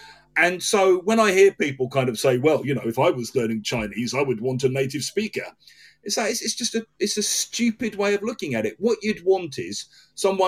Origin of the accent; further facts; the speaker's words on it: England, United Kingdom; I've got a passport that says I was born in England